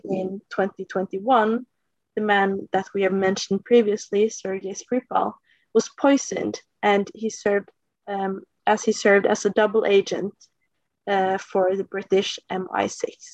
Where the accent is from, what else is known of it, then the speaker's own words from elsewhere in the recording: Norway; I'm uh, 19 years old from Norway